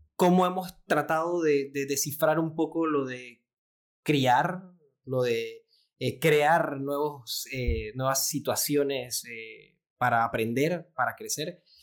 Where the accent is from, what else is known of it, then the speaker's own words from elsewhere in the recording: Panama; soy pediatra, eh, neonatólogo panameño